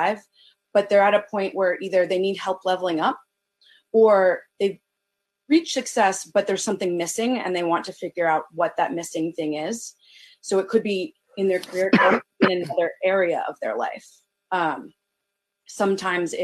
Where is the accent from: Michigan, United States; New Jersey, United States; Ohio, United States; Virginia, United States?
Virginia, United States; Northern; moved away as an adult; now in Baltimore, United States; I'm originally from Northern Virginia, but I came up to Baltimore for college